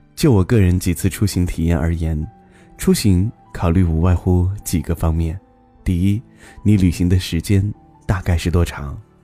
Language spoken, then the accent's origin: Chinese; Xinjiang, China; 我在新疆，等你来看看我的家乡